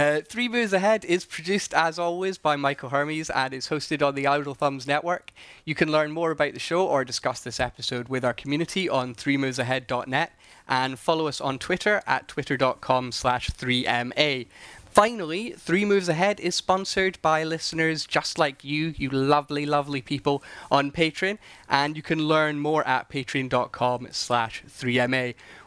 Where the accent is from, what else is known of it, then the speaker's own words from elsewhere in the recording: Scotland, United Kingdom; accent: Scottish; I sound even sillier than I do with my weird Scottish accent, which is hard.